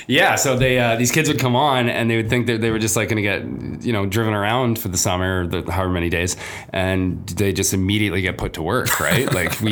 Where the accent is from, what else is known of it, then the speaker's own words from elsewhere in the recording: Toronto, Ontario, Canada; also born or lived in Canadian Prairies; I believe it or not, even growing up in Toronto and the prairies, I was a sea cadet for 9 years when I was a teenager.